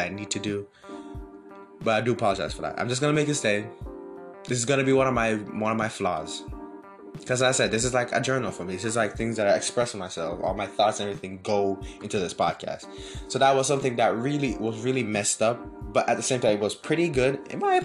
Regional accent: Jamaica; now in United States; I'm from Jamaica. I wasn't born here. I came here in 2018.

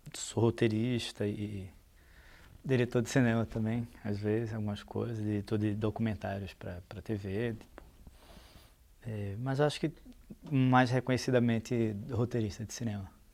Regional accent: Recife, Pernambuco, Brazil; Sou do Recife

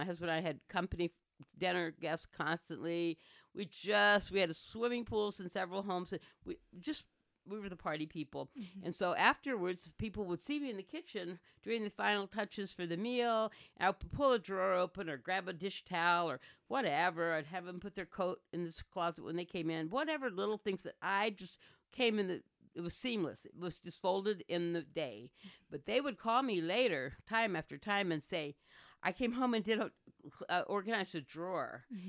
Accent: Portsmouth, Virginia, United States; born there; so I was born in Portsmouth, Virginia

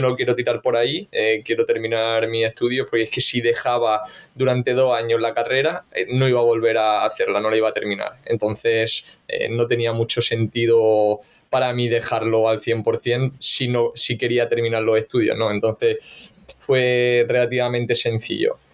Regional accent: Granada, Andalusia, Spain; moved away as an adult; now in Valencia, Spain; soy granadino y, hace nueve años ya, macho, me vine aquí a estudiar a Valencia

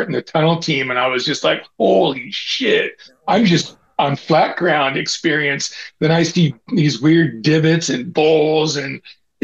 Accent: Auburn, California, United States; also born or lived in San Francisco / Canoga Park / San Diego / Sacramento; I grew up in Auburn. That's till I was like 22

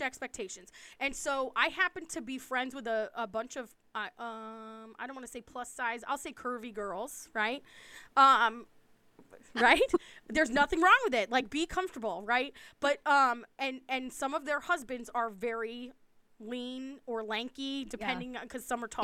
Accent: East Coast, United States; I'm from the East Coast.

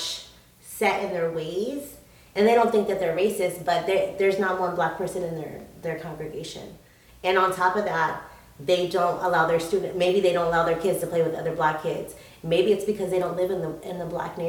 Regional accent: San Diego, California, United States; I'm from San Diego, California

